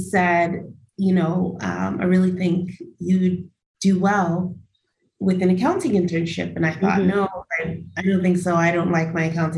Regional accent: New York City, New York, United States; I was born in Brooklyn, New York

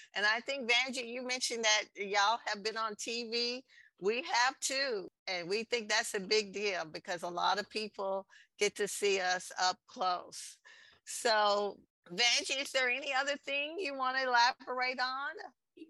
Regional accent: Texas, United States; San Antonio, in my home state, Texas

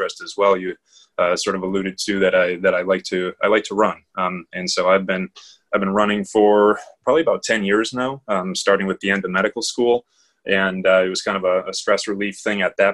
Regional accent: Wisconsin, United States; I'm born and raised in Wisconsin, so we're Midwestern people.

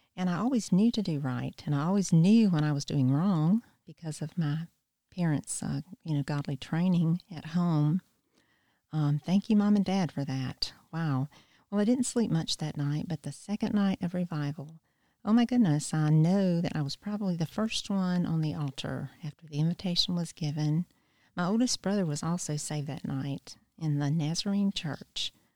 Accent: Wilmington, North Carolina, United States; moved away as an adult; now in Easley, United States; I grew up in Wilmington, North Carolina, and I've lived in Easley for a little over thirty years

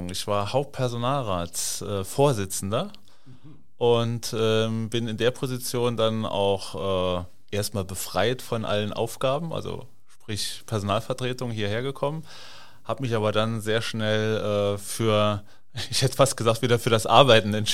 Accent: Saarland, Germany; now in Hamburg, Germany; bin gebürtiger Saarländer und äh, bin verheiratet, eine Tochter, eine Stieftochter und ja, lebe jetzt seit neun Jahren hier in Hamburg

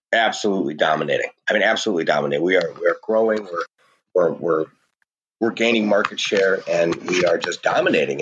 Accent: St. Louis, Missouri, United States; I'm a hillbilly from St. Louis, Missouri

